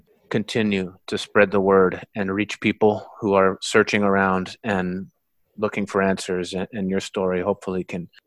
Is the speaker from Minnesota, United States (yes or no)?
no; Truckee, California, United States; my hometown